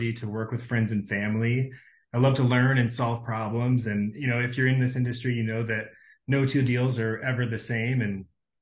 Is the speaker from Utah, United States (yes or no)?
no; Fort Collins, Colorado, United States; now in Denver, United States; I'm from Fort Collins, but I've been living in Denver for the last 8 or so years